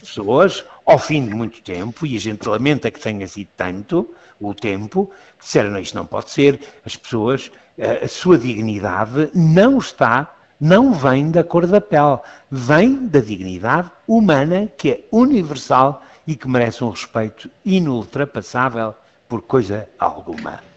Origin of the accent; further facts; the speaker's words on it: Lisbon, Portugal; eu sou jesuíta, eu sou lisboeta